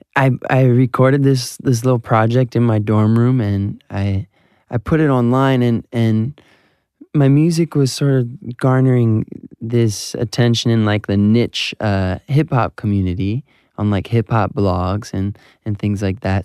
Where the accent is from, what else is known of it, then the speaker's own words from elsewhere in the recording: Southfield, Michigan, United States; my hometown, Southfield, Michigan